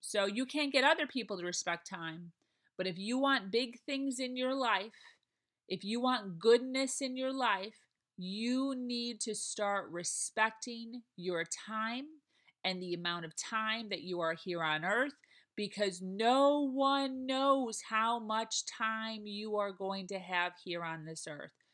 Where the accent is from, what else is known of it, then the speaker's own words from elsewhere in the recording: Chicago, Illinois, United States; moved away as an adult; now in Florida, United States; I'm from Chicago, it's in my blood